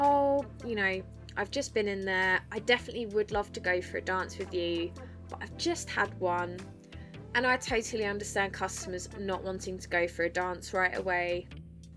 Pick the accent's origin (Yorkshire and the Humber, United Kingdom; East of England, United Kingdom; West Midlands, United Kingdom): East of England, United Kingdom; Essex; moved away as an adult; now in north of England, United Kingdom; I am from Essex